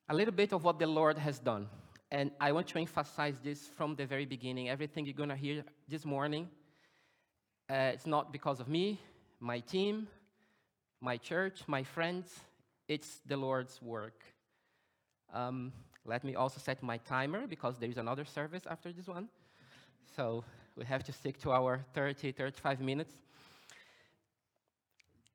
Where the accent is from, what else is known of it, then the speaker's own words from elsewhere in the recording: Brazil; now in Germany; I was born in Brazil. And I was born in a Baptist church.